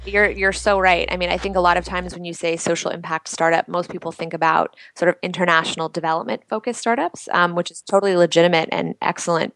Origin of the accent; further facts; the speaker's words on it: Washington, District of Columbia, United States; moved away as an adult; also born or lived in New York; I grew up in Washington D.C.